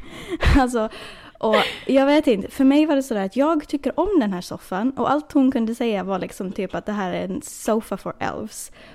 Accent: Åland Islands; now in United States; Förra året så var jag hemma på Åland

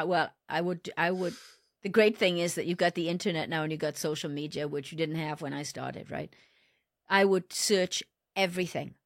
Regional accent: Wales, United Kingdom; moved away as an adult; I was born in Wales, and I started my career with Botswana Automotive

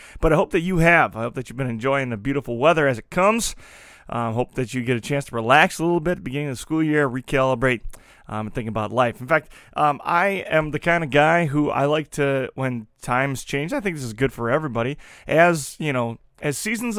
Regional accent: La Crosse, Wisconsin, United States; Growing up in La Crosse, I had two parents who loved each other and were in love with Jesus.

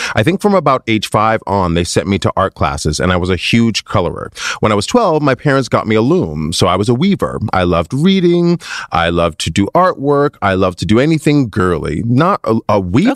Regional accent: Minnesota, United States; also born or lived in Michigan; I grew up in Minnesota

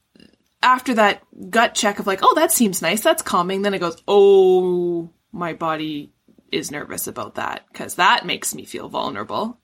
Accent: Vancouver, British Columbia, Canada; now in Ontario, Canada; When I was growing up, I grew up in Vancouver

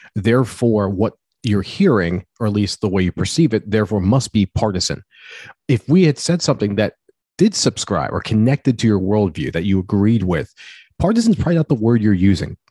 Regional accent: United States; as an American

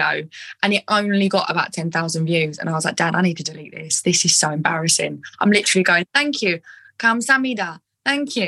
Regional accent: Essex, East of England, United Kingdom; I'm quite screechy because I'm from Essex

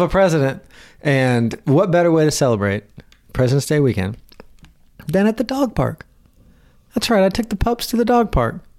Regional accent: Southern, United States; accent: Southern; my Southern accent

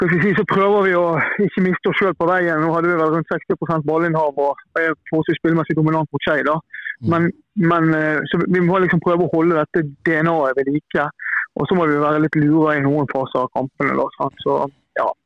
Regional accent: Bergen, Vestland, Norway; Jeg er jo her fra Bergen

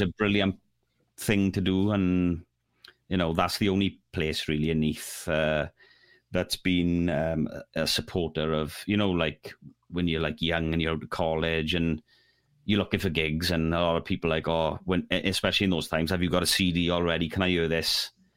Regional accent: Neath, Wales, United Kingdom; I'm from Neath

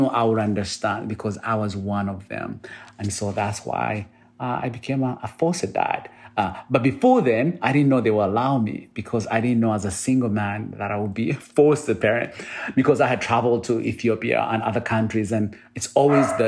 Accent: Uganda; now in United States; I'm originally from Uganda, you know, and I was born in a small village. I was born in a place where no one ever told me to dream.

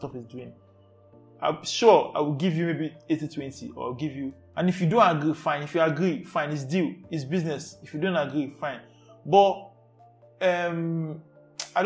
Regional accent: Lagos, Nigeria; I was born and brought up in Ajegunle

